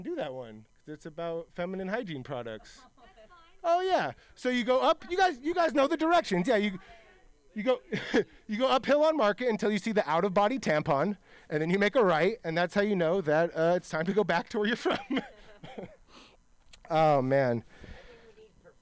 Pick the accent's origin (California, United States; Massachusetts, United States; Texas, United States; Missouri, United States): California, United States; Milpitas; now in Hayward, United States; I'm from the South Bay, you know, Milpitas